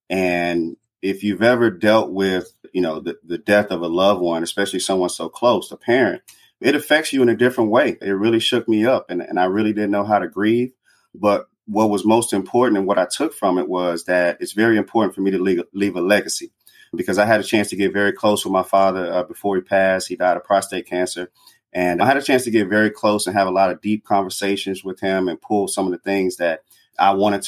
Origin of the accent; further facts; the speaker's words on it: Chicago, Illinois, United States; a lot of the things that happened in my life growing up in Chicago, being poor, coming from a poor family, a large family.